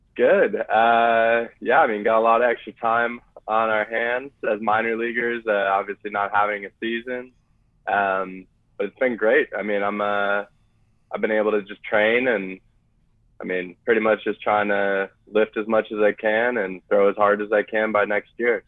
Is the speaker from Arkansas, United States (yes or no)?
no; Arizona, United States; now in San Diego, United States; I grew up in Arizona